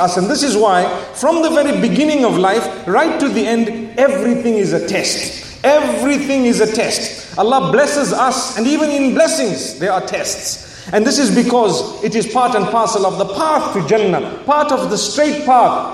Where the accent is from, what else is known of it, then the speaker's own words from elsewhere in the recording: Zimbabwe; back where I come from